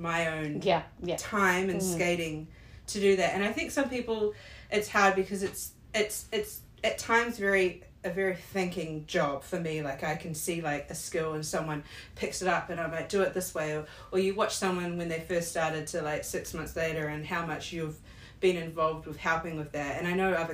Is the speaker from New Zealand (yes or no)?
yes; Wellington, New Zealand; moved away as an adult; also born or lived in Sydney, Australia / Melbourne, Australia; I grew up in Wellington, and then I moved to Australia, and I lived in Sydney at first